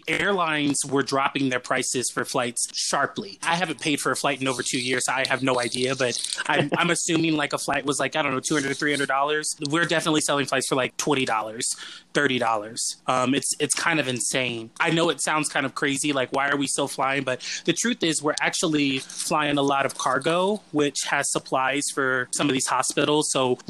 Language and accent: English; Atlanta, Georgia, United States; I'm originally from Atlanta